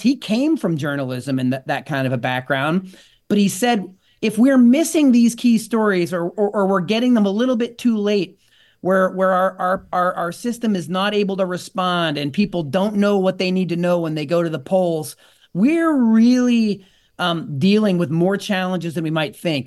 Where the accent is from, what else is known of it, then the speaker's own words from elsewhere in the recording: outside of Pittsburgh, Pennsylvania, United States; I grew up outside of Pittsburgh